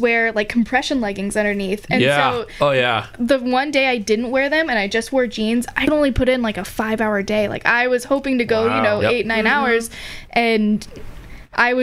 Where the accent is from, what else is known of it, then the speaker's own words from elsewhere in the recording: North Missouri, United States; now in Springfield, United States; my hometown in North Missouri